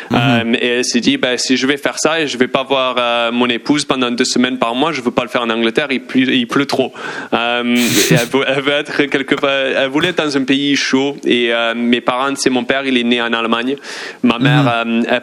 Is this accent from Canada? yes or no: no; southern France, France; accent: southern French; l'accent du sud de la France, je sais que c'est l'accent du campagnard, comme on dit, on dit papin, je dis pain, et tout